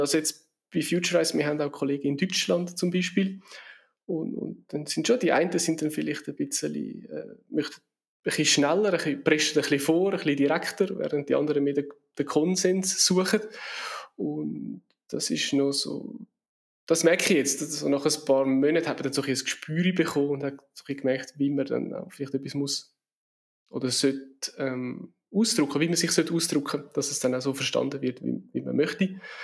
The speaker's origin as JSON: {"language": "German", "country": "Switzerland", "said": "wir in der Schweiz"}